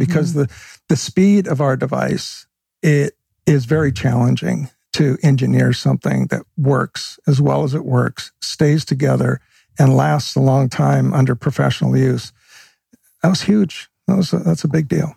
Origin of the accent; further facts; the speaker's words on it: Vancouver, British Columbia, Canada; I grew up in Vancouver, Canada